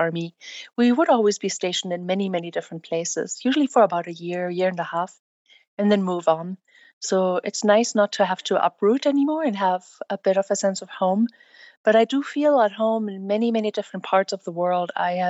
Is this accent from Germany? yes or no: yes; Bavaria, Germany; English is a second language; moved away as an adult; now in Arizona, United States; So I'm from Germany, and I'm born and raised in Germany.